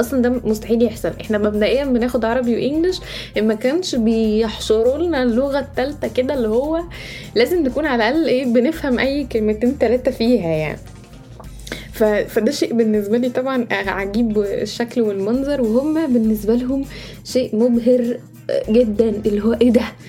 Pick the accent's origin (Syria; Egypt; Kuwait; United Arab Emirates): Egypt; moved away as an adult; now in United States; إحنا كمصريين